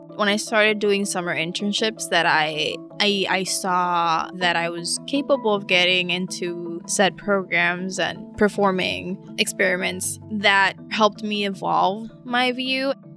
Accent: Puerto Rico; moved away; also born or lived in Philadelphia, Pennsylvania, United States; when I was three years old, they moved back to Puerto Rico my formation was heavily mm. influenced by, by Puerto Rico

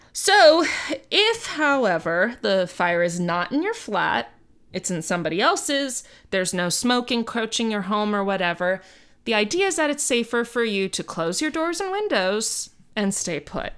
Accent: Miami, Florida, United States; moved away; I grew up in Miami

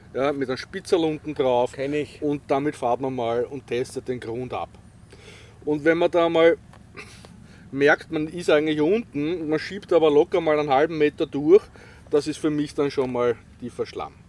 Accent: Vienna, Austria; also born or lived in Feldbach area, Styria; ich bin gebürtiger Wiener, aber mein Vater ist Steirer

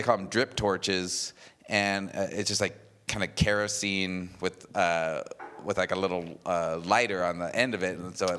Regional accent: Payson, Arizona, United States; I'm from Payson, Arizona

